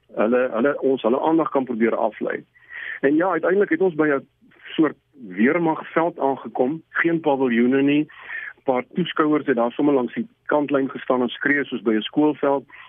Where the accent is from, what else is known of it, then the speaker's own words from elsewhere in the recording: South Africa; ons is van Suid-Afrika